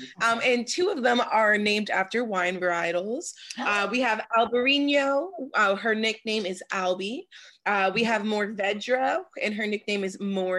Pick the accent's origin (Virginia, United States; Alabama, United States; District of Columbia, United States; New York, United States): District of Columbia, United States; Washington; now in California, United States; I'm a fourth generation native of Washington, D.C. So I grew up in Northwest.